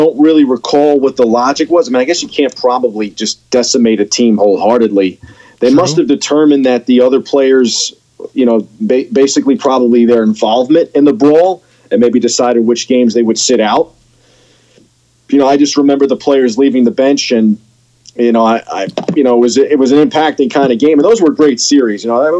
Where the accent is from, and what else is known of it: New York, United States